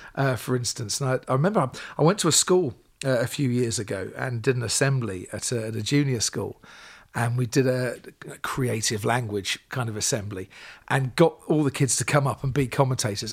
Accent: Stevenage, East of England, United Kingdom; I grew up in Stevenage, small town in Hertfordshire.

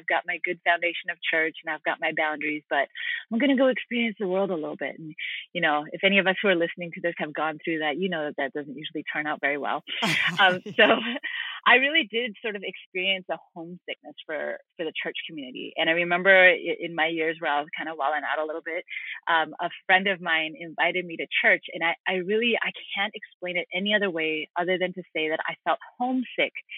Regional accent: Vancouver, British Columbia, Canada; also born or lived in Hamilton, Ontario; now in United States; I grew up in Canada, but we moved from the East Coast over to the West Coast in Vancouver when I was six. Grew up in Vancouver

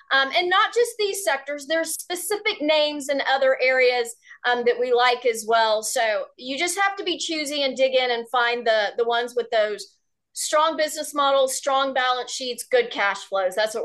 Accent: Houston, Texas, United States; a Texas girl born and raised in Houston

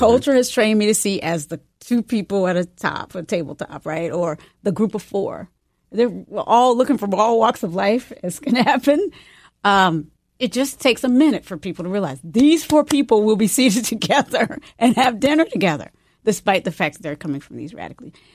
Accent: the South, United States; moved away; also born or lived in North Carolina / Virginia / San Francisco; growing up in North Carolina and Virginia

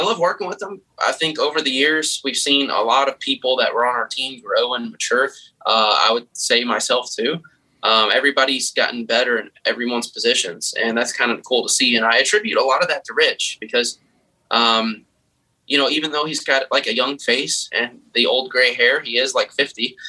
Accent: Kentucky, United States; I'm from Kentucky.

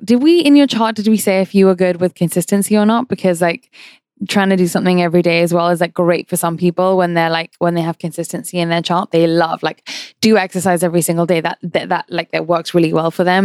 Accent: London, United Kingdom; I grew up in London

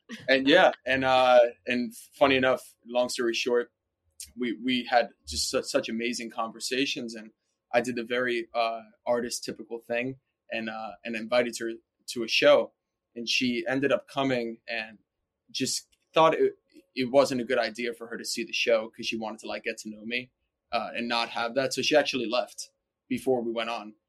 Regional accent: New York, United States; I'm born and raised in New York

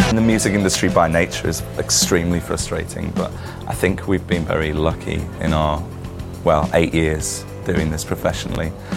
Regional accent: Liverpool, North West England, United Kingdom; growing up in Liverpool

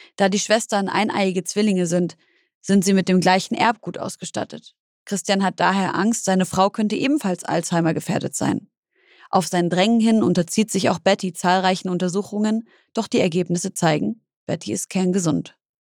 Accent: Leipzig, Saxony, Germany; also born or lived in Syria; Ich bin in Leipzig gewonnen, aufgewachsen, komme ursprünglich aus Syrien

